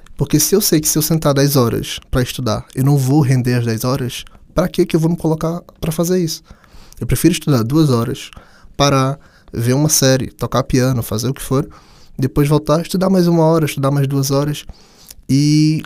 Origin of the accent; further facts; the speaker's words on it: Brazil; moved away as an adult; now in Portugal; para mim que vim do Brasil